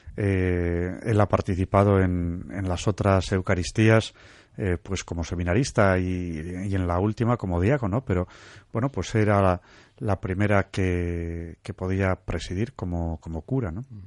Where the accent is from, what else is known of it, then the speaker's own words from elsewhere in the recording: Santurtzi, Basque Country, Spain; yo soy de Santurce, originario